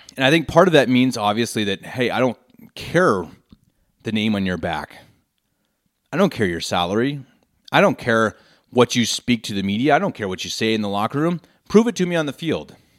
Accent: Denver, Colorado, United States; moved away as an adult; now in Munich, Germany; born and raised in Denver, Colorado

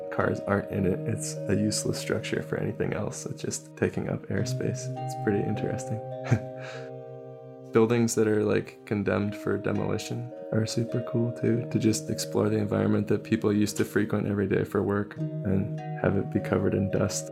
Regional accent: Bay Area, California, United States; I grew up in the Bay Area of California

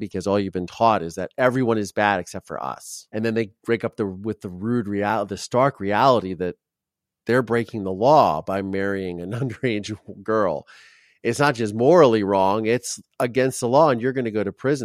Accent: Ohio, United States; I grew up in Ohio

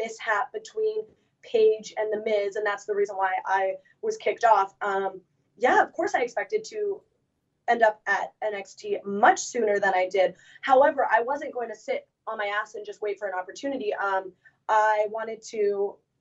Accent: Canada; as a Canadian

